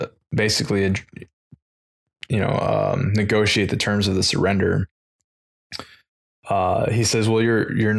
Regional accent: United States

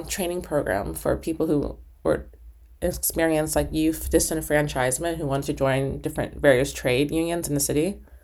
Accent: New York City, New York, United States; moved away as an adult; also born or lived in New Haven, Connecticut; now in Upstate New York, United States; I grew up in Harlem

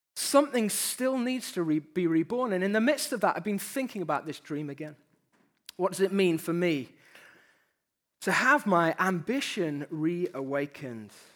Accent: United Kingdom; We're Brits to start with, so we have that disadvantage. Just from the off, let's name it, we're British

